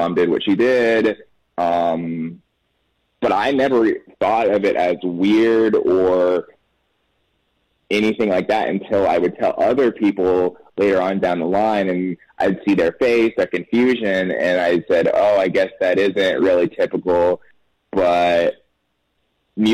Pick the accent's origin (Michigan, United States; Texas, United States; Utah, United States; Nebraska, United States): Texas, United States; Temple; now in Austin, United States; I was born in Temple, Texas. So just north of where I live right now, Austin